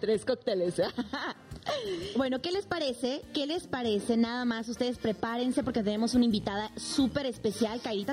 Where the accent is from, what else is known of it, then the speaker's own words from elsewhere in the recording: Bolivia; moved away; lo digo en boliviano